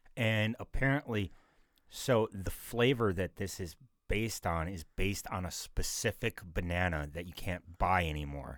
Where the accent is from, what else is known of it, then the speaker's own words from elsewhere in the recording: North Dakota, United States; I'm from North Dakota.